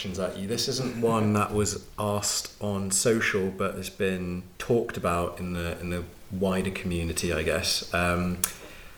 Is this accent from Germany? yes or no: yes; Germany; now in United Kingdom; I'm from Germany